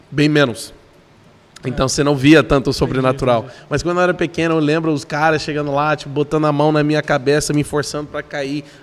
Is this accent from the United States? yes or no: yes; Lubbock, Texas, United States; Portuguese is a second language; moved away as an adult; now in Brazil; Eu sou de uma cidade não é tão conhecida, nem tão grande, nem tão pequena também ao mesmo tempo. É 300 mil pessoas